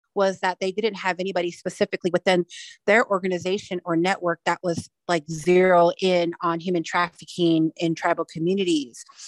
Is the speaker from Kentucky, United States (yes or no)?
no; Wind River Reservation, Wyoming, United States; also born or lived in Standing Rock Sioux (Hunkpapa Lakota affiliation); my tribal affiliations are the Northern Arapaho tribe here at the Wind River Reservation.